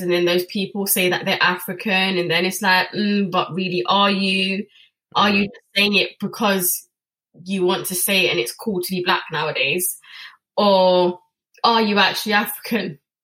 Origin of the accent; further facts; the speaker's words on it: England, United Kingdom; I'm British born. My dad's British born.